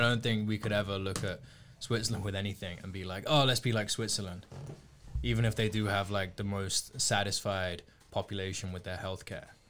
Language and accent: English; United Kingdom